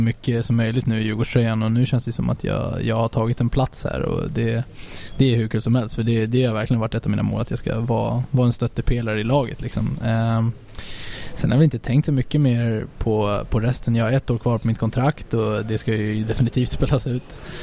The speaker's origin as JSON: {"language": "Swedish", "country": "Sweden", "moved": "yes", "said": "som svensk"}